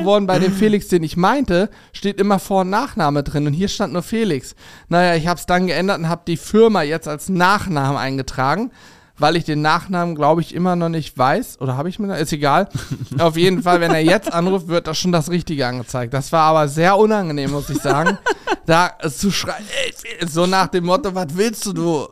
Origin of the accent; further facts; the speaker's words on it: Steinwedel, Lower Saxony, Germany; bei uns in äh, Steinwedel, wo ich aufgewachsen bin, so ein kleines Kuhkaff